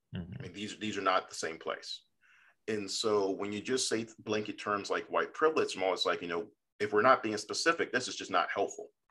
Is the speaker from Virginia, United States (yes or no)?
yes; Fairfax County, Northern Virginia, United States; being a Northern Virginian from Fairfax County, which is General Washington's county